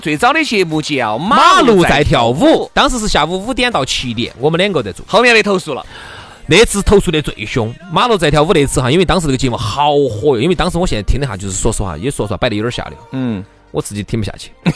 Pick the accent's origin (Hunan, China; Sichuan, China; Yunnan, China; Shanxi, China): Sichuan, China; Chengdu; accent: Chengdu dialect